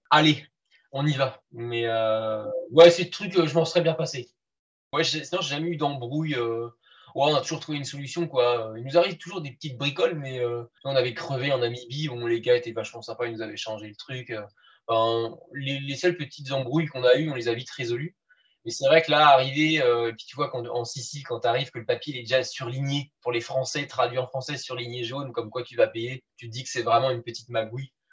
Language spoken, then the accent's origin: French; Brittany, France; Et sinon, je suis du Finistère, le plus beau département.